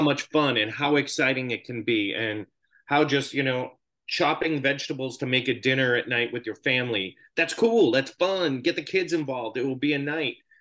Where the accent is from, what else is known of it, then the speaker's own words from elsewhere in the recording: Boston, Massachusetts, United States; moved away as an adult; also born or lived in Los Angeles; I grew up in Boston.